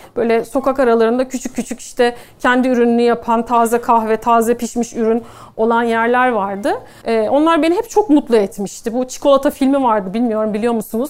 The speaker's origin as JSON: {"language": "Turkish", "region": "Istanbul", "country": "Turkey", "tie": "born or raised there", "said": "1982 İstanbul'da doğdum."}